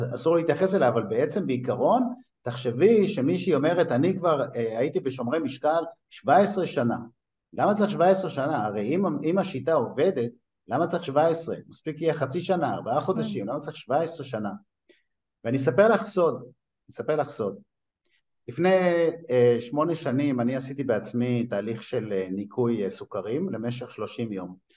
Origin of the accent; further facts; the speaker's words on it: Netanya, Central District, Israel; also born or lived in Tripoli, Libya (ancestry); אני טריפוליטאי מנתניה